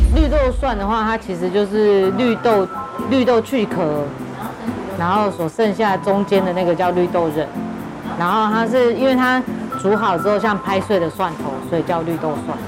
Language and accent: Chinese; southern Taiwan, Taiwan; now in Taipei, Taiwan; 就是小时候在南部， 就是外婆带的